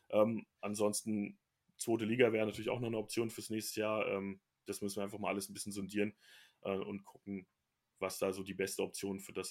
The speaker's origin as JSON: {"language": "German", "town": "Bielefeld", "region": "North Rhine-Westphalia", "country": "Germany", "tie": "born there", "said": "Ja, äh, weil ich ja offensichtlich da geboren bin und äh, darüber gibt es auch äh, schriftliche Nachweise"}